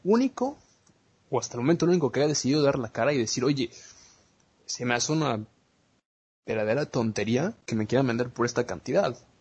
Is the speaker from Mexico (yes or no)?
yes; Mexico; nosotros como mexicanos